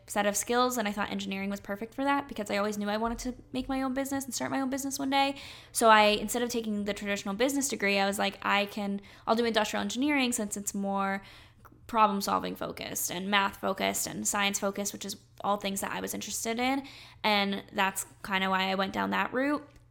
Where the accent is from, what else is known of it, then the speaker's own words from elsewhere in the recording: North Carolina, United States; I grew up in North Carolina.